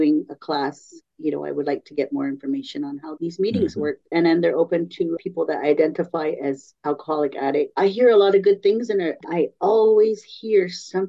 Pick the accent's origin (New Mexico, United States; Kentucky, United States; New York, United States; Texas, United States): New Mexico, United States; San Felipe Pueblo; also born or lived in San Francisco, California; We moved to the reservation when I was 7 years old